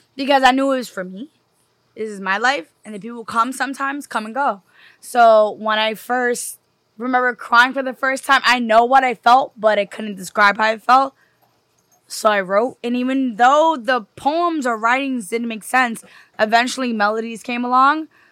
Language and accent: English; New York City, New York, United States; I'm from New York. I'm a city girl.